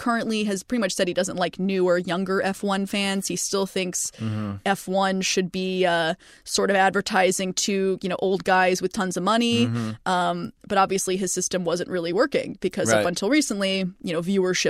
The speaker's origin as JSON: {"language": "English", "country": "United States", "said": "as an American"}